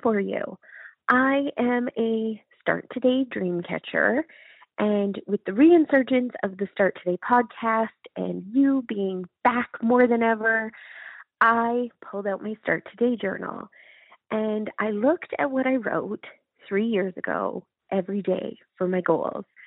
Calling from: Calgary, Alberta, Canada; I'm calling from Calgary, Alberta, Canada

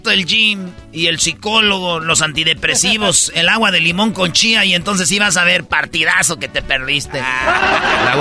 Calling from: Riverside, California, United States; Soy la 69, soy de Riverside.

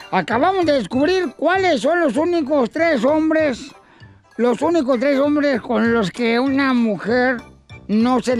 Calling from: South Carolina, United States

